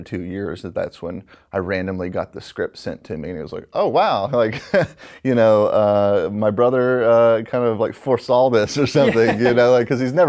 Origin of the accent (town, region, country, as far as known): Alabama, United States; born or raised there